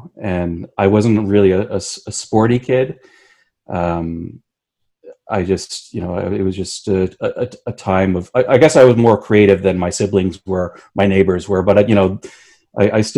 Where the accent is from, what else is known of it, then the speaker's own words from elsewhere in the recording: Hamilton, Ontario, Canada; I grew up in Dundas, which is a nice little